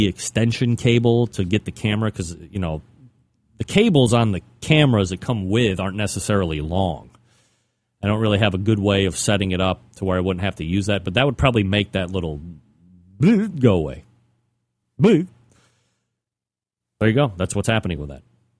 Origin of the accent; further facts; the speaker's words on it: New England, United States; I say that, you know, like I'm from New England.